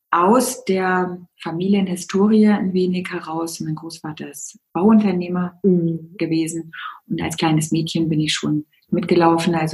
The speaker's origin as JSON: {"language": "German", "region": "Bavaria", "country": "Germany", "said": "Und als Bayer"}